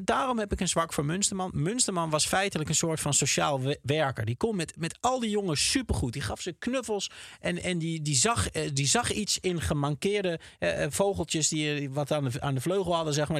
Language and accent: Dutch; Twente, Overijssel, Netherlands; ik zelf uit Twente kwam